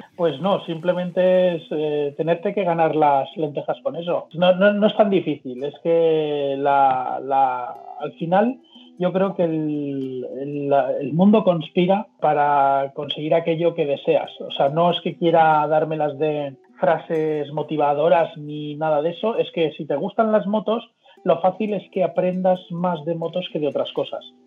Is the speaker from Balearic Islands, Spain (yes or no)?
yes; Mallorca, Balearic Islands, Spain; now in Madrid, Spain; soy de Mallorca pero vivo en Madrid